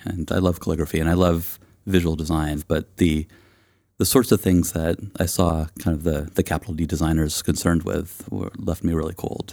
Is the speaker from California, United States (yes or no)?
yes; East Bay, California, United States; I grew up in the East Bay of California, and I've, um, lived there kind of on and off my entire life